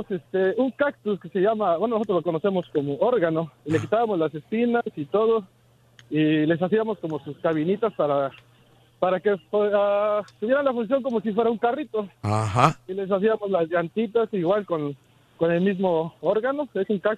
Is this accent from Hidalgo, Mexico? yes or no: yes; Tasquillo, Hidalgo, Mexico; now in New Orleans, United States; yo era niño, soy como el Turki, yo no tenía juguetes. Vengo de una comunidad de Tastillo Hidalgo.